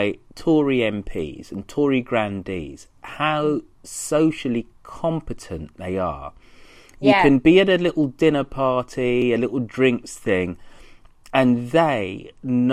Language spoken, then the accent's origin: English; Birmingham, West Midlands, United Kingdom; people presume I'm from Birmingham because of the way that I speak